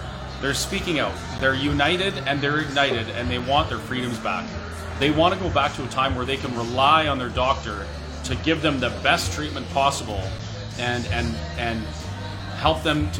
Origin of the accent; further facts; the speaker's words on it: Canada; I don't feel like this is right as a Canadian to have to worry about not having my rights.